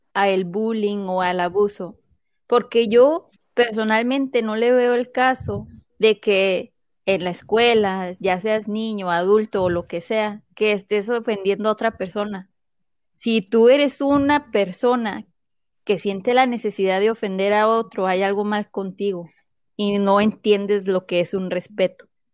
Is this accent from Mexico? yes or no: yes; Mexico; now in United States; Voy a hablar como mexicana